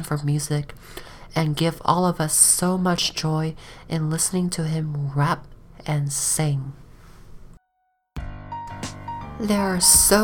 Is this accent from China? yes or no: yes; China; now in United States; I grew up in China